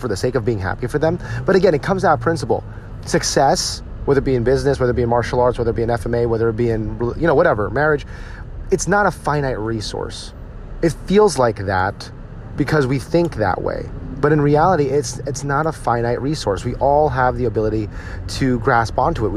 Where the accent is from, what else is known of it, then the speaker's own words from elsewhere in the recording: United States; I don't speak Tagalog. I'm an American, as you can hear my voice.